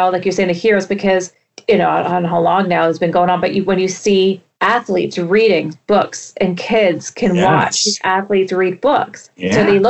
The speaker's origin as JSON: {"language": "English", "country": "Canada", "said": "And especially, I think, being Canadian, it's great to see now more and more books about First Nations and Métis and Inuit books."}